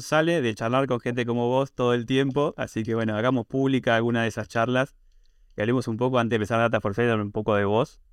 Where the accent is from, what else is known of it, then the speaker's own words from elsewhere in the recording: Argentina; tengo una visión de e muy argentina, obviamente por ser argentina